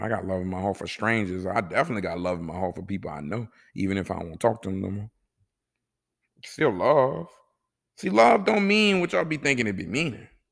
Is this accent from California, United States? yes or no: no; New Orleans, Louisiana, United States; also born or lived in Kuwait; I'm from New Orleans